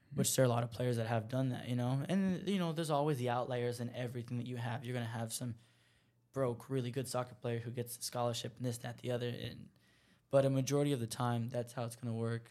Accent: United States; I'm an American

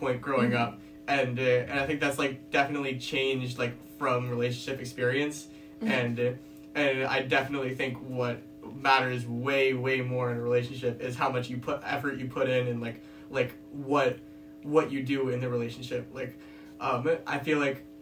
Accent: Los Angeles, California, United States; I was born and raised

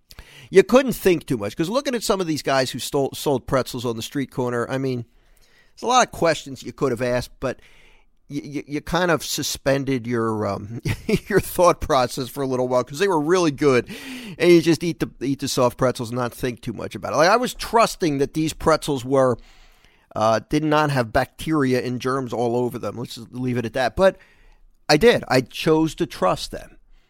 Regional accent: Philadelphia, Pennsylvania, United States; I grew up in Philadelphia, and we had, you don't see them as much anymore.

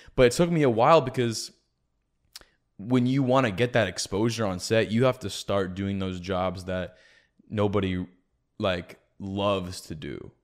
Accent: San Jose, California, United States; moved away as an adult; also born or lived in Santa Cruz; now in Arizona, United States; I'm from San Jose originally.

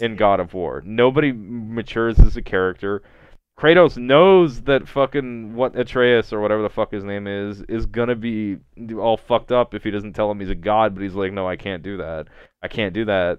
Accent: Kentucky, United States; my home state of Kentucky

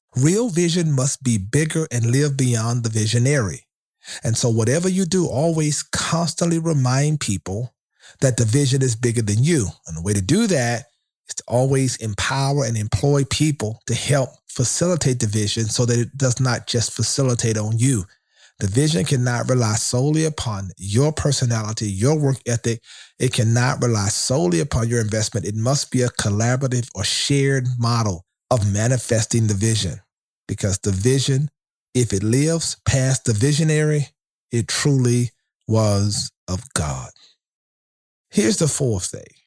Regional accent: Shreveport, Louisiana, United States; my hometown of Shreveport, Louisiana

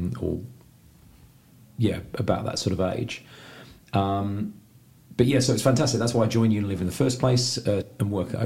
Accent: Oxfordshire, South East England, United Kingdom; first language English; moved away as an adult; also born or lived in London / Brisbane, Australia / Bangkok, Thailand / Ho Chi Minh City, Vietnam; now in Sydney, Australia; Outskirts of London, but I grew up in Oxfordshire

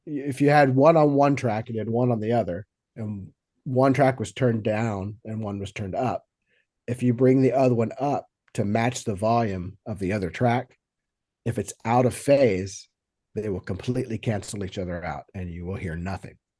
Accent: Friendswood, Texas, United States; also born or lived in New York; now in Los Angeles, United States; originally, I grew up in uh, a little town just south of Houston, Texas, called Friendswood.

